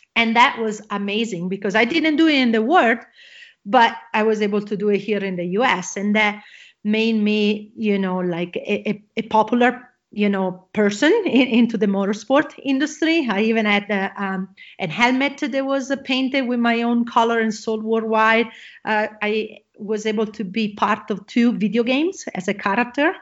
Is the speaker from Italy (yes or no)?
yes; Italy; English is a second language; moved away; I am originally from Italy. You probably gonna hear my accent